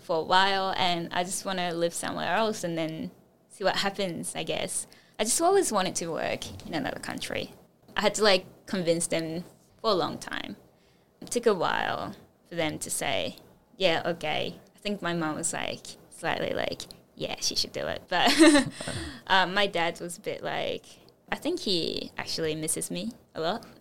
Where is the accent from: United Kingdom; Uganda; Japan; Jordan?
Japan; English is a second language; moved away as an adult; also born or lived in United States; my teacher at school in Japan